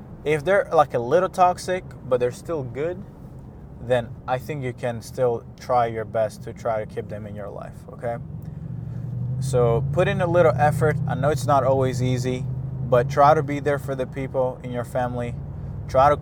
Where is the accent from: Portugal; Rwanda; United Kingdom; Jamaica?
Rwanda; now in Montreal, Canada; I was born in Rwanda, a lot of my family is here in Canada